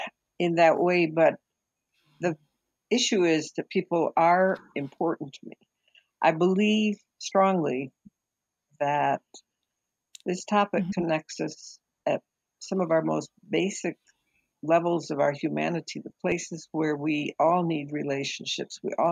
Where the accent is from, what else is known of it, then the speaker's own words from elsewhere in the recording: Nigeria; I was born and raised in Nigeria. My parents were teachers, worked with a mission group there.